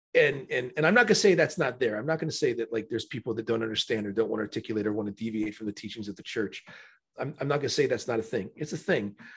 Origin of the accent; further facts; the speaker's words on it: Florida, United States; I'm a true native Floridian.